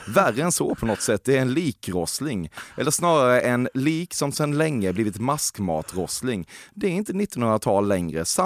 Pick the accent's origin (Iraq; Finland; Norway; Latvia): Norway